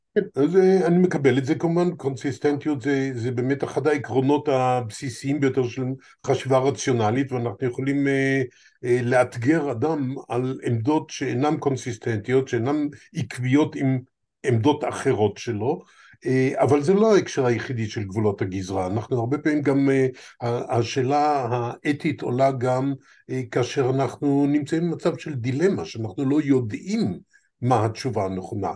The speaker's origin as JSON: {"language": "Hebrew", "country": "Israel", "tie": "born or raised there", "said": "ארץ שבה נולדתי מופיעה כפלסטינה איי"}